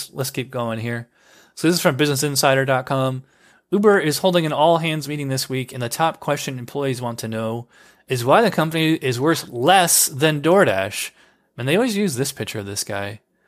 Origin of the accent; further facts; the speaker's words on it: New York, United States; moved away as an adult; now in Florida, United States; I grew up in New York. And I moved to Florida 6 years ago